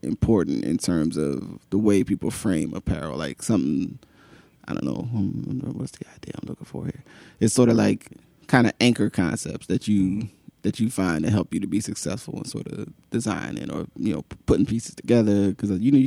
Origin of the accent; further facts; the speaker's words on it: New Jersey, United States; now in Philadelphia, United States; I grew up in New Jersey, across the border.